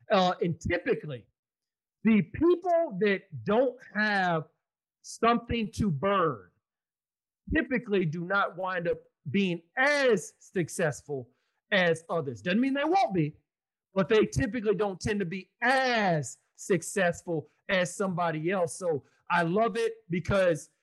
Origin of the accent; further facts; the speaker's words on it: Austin, Texas, United States; Austin, Texas, my hometown.